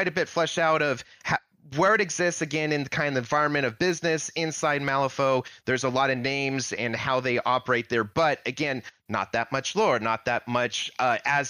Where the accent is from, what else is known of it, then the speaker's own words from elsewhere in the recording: California, United States; me being Californian, my high school's mascot is Miner